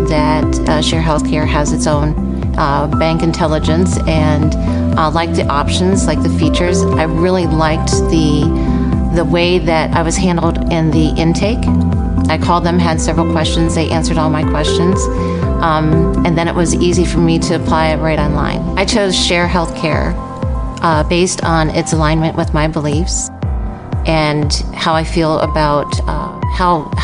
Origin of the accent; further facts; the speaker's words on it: United States; I was born and raised in Amish country